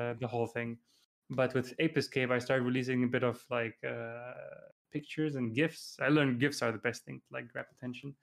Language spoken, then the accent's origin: English; Dubai, United Arab Emirates; moved away as an adult; also born or lived in Germany / Iraq; now in Japan; I'm, uh, originally from Iraq, but I was born in Germany and lived there for a few years and then lived most of my life in Iraq, uh, sorry, Dubai